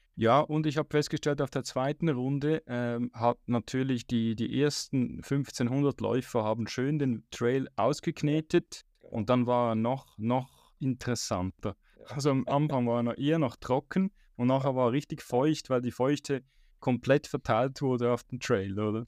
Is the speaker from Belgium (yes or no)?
no; Switzerland; ich als Schweizer